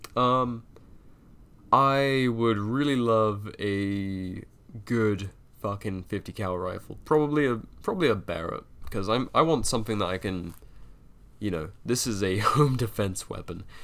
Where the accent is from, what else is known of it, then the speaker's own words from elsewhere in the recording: United Kingdom; I'm a Brit, I was taught funny